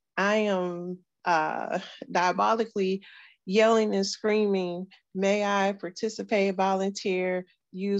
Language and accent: English; Houston, Texas, United States; we were growing up in Sunnyside